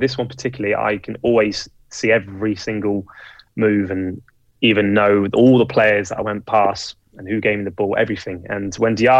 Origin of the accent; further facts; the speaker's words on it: England, United Kingdom; I'm English.